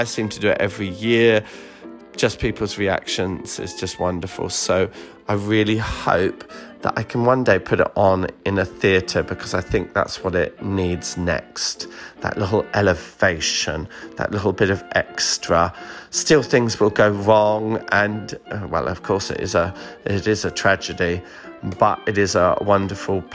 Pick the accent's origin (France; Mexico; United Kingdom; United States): United Kingdom; being British